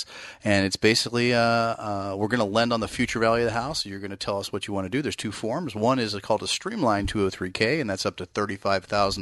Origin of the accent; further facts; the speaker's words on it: East Bay, California, United States; I grew up in the East Bay, and I've got a ton of folks that I went to high school